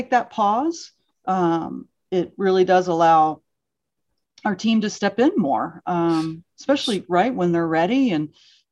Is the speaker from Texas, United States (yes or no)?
no; Pittsburgh, Pennsylvania, United States; also born or lived in Pontiac, Michigan; I mostly grew up outside of Pittsburgh